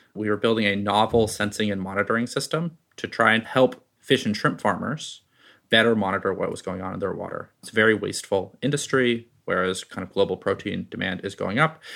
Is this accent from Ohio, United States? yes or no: no; Bay Area, California, United States; I grew up in the Bay Area